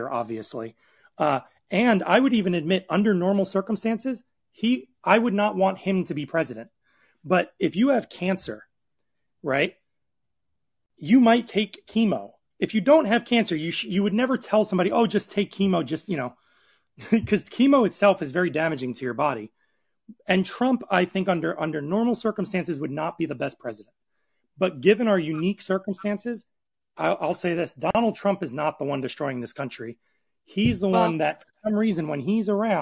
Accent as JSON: {"language": "English", "region": "New York", "country": "United States", "said": "I'm from New York"}